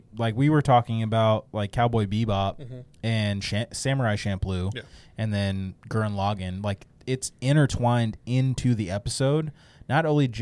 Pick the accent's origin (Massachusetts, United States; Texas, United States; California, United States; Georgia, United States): California, United States; Bay Area; I grew up in the Bay Area